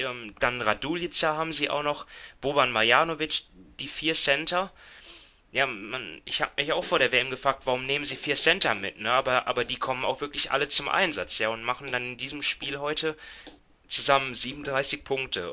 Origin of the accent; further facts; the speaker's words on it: Germany; wir als Deutsche